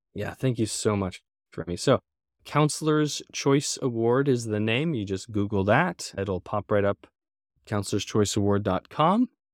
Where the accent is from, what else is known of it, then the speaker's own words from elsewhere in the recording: Everett, Washington, United States; I grew up in Everett, north of Seattle